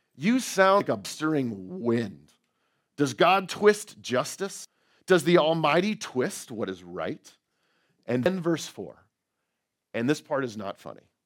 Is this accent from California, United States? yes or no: yes; outside of San Francisco, California, United States; moved away; I grew up right outside of San Francisco.